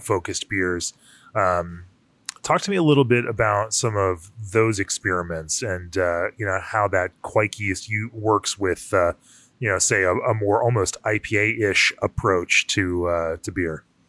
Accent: Florida, United States; I grew up in Florida

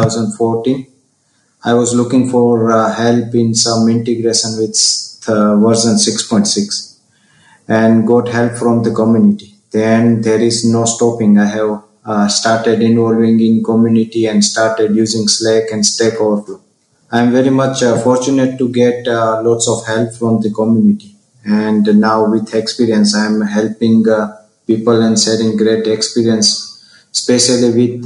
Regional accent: India; from India

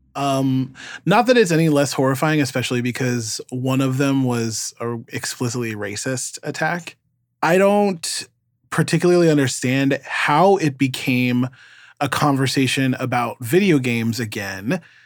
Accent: New York, United States; as a New Yorker

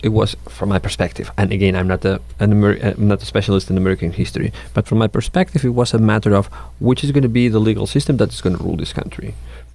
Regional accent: Catalonia, Spain; first language Catalan; English is a second language; moved away; I was born in Catalan culture, this is my first language, this is my culture

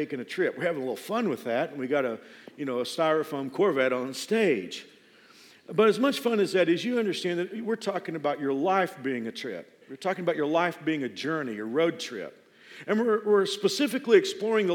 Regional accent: Dallas-Fort Worth area, Texas, United States; moved away as an adult; now in Wichita, United States; I'm from the Dallas-Fort Worth area. I've been here 28, almost 29 years now.

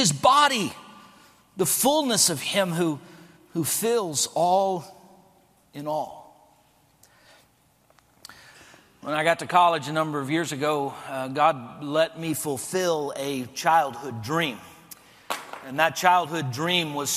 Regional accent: El Paso, Texas, United States; moved away; I was born and raised in El Paso, Texas

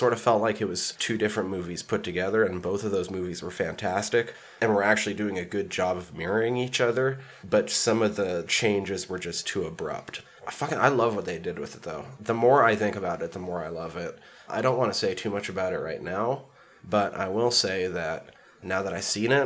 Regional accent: Superior, Montana, United States; now in Missoula, United States; in my hometown

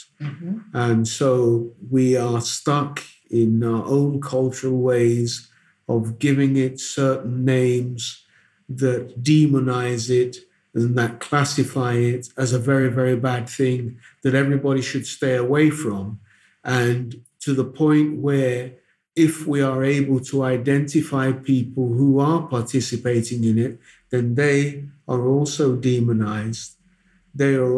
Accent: Mampong, Ashanti, Ghana; now in Accra, Ghana; I'm from the Ashanti region of Ghana, the Asante Mampong, we say.

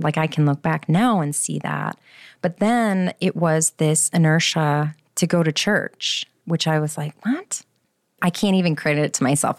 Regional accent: Schaumburg, Illinois, United States; moved away; I'm from Schaumburg originally

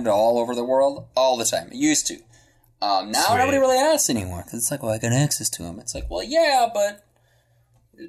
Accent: Germany; now in United States; I grew up in Germany

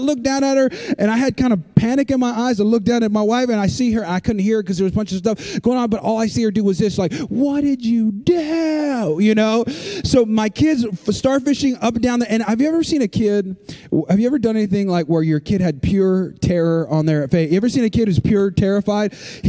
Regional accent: California, United States; and we've never seen anything like that, because I'm from California.

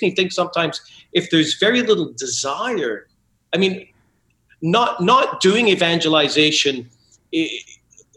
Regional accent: Scotland, United Kingdom; I was raised Catholic in Scotland

